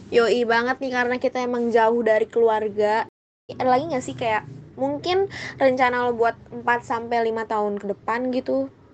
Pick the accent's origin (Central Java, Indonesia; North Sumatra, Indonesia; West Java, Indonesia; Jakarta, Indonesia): Jakarta, Indonesia; asal gue juga dari Jakarta